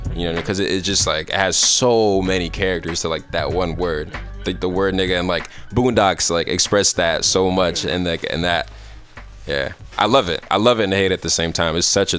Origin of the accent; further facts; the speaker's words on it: San Francisco, California, United States; Just growing up in San Francisco